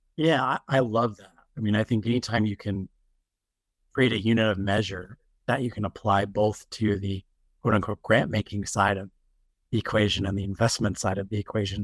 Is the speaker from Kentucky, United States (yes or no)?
no; Utah, United States; moved away as an adult; I wasn't born in Utah, but I, I grew up there as a kid for the most part.